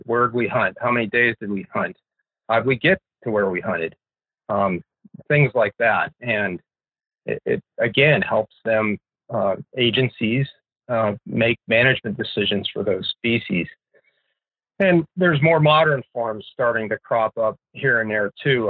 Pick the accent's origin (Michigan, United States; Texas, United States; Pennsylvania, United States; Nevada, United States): Pennsylvania, United States; now in Fairbanks, United States; I grew up in Pennsylvania